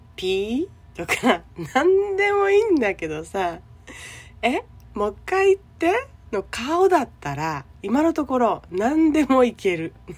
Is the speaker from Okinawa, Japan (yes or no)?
yes; Okinawa, Japan; 沖縄生まれ沖縄育ち